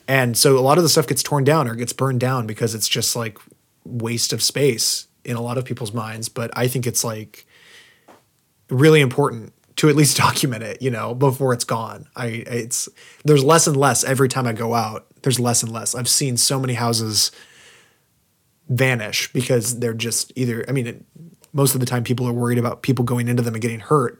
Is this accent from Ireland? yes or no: no; Southern Oregon, United States; now in Portland, United States; actually in Southern Oregon near my hometown